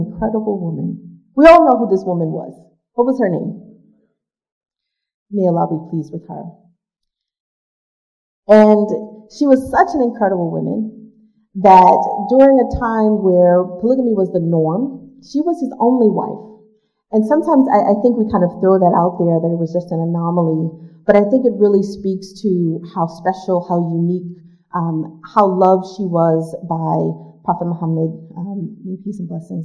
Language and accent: English; New York City, New York, United States; I grew up in Brooklyn, New York, in Marcus Garvey Projects, one of seven children